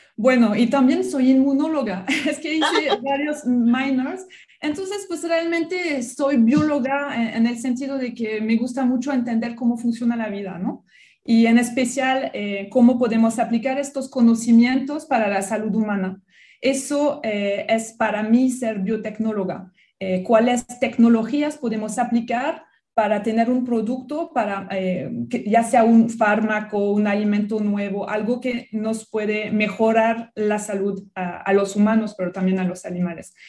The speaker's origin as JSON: {"language": "Spanish", "country": "France", "also_born_or_lived": "Australia", "second_language": "Spanish", "moved": "yes", "lives_now": "Mexico", "said": "soy francesa. Mi acento, pues creo que nunca se va a ir"}